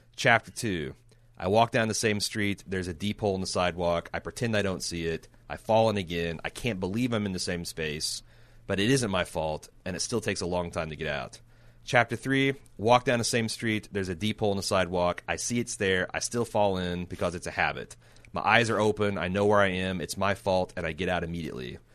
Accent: United States; we're stupid Americans

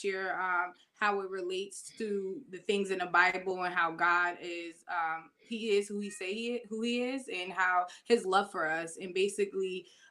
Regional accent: Vauxhall, New Jersey, United States; also born or lived in Maplewood, New Jersey; now in Bloomfield, United States; I'm from Vauxhall, New Jersey. I grew up there. I was raised there until about 20

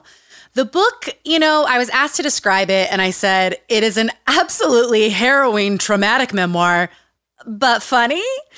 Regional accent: Utah, United States; Growing up in Utah.

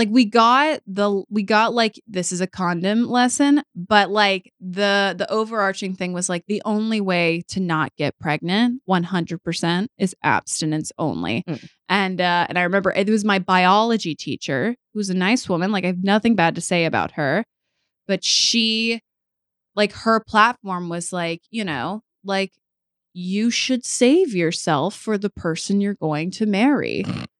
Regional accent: Texas, United States; I grew up in Texas

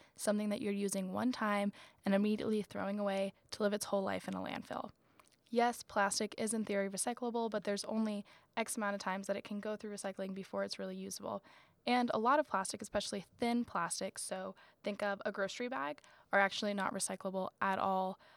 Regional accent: Florida, United States; moved away; also born or lived in North Carolina; I'm from Florida

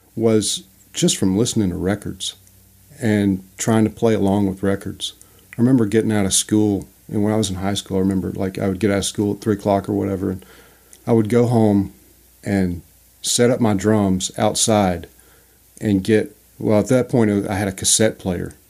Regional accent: Louisiana, United States; I grew up in Louisiana

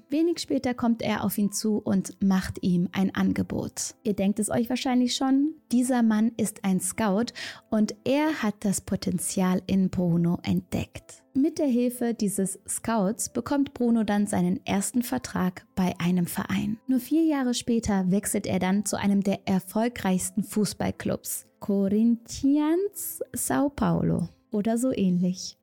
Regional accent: Germany; accent: German; mit meinem deutschen Akzent

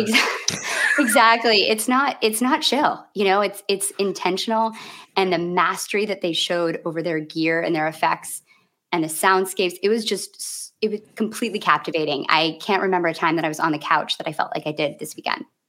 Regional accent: Grand Rapids, Michigan, United States; moved away; this is my hometown, and I saw my first show there in 1994.

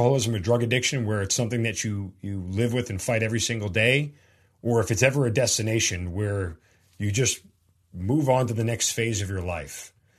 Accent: New York, United States; I'm a New Yorker and was an ROTC cadet

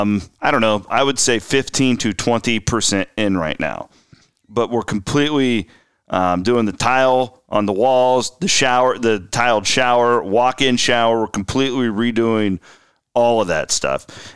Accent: Iowa, United States; I grew up in Western Iowa, where Nebraska Furniture Mart, everything pre-internet, if you needed anything

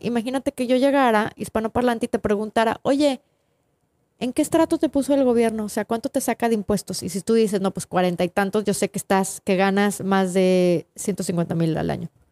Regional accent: Tampico, Tamaulipas, Mexico; now in United States; yo crecí en Tampico

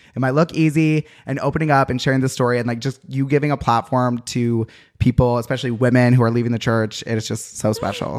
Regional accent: Utah, United States; moved away; I'm from Utah.

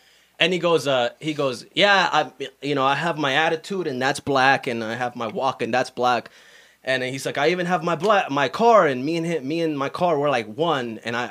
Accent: Michigan, United States; I'm from Michigan.

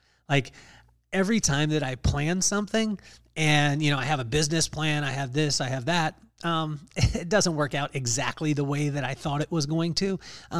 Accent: Lompoc, California, United States; we grew up in Lompoc, California, in Vandenberg Air Force Base.

